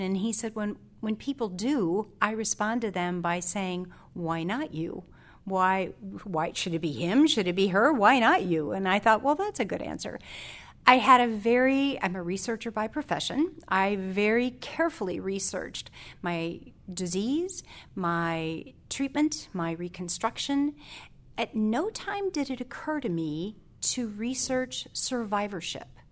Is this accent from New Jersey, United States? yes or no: no; South Haven, Michigan, United States; I come from South Haven, which is a small town in Southwest Michigan